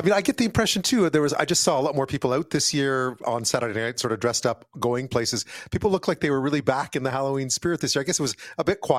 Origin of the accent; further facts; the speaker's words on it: Canada; growing up in Canada and also being so exposed to the U.S.